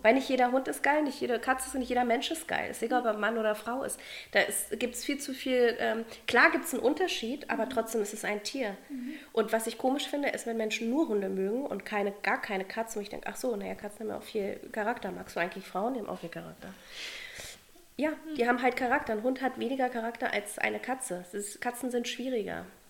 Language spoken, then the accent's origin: German; Berlin, Germany; wurde in Berlin geboren, in einer Künstlerfamilie. Und ja, ich bin mit Kunst aufgewachsen